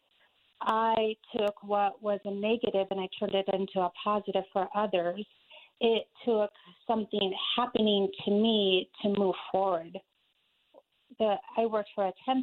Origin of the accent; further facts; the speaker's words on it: Albuquerque, New Mexico, United States; now in Aurora, United States; I am originally from Albuquerque, New Mexico